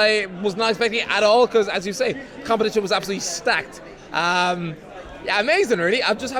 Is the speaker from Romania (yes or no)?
no; Ireland; I am the Irish guy.